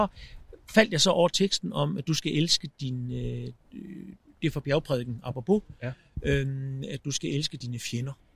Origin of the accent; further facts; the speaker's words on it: Zealand, Denmark; Nu er jeg heller ikke jyde. Jeg er sjællander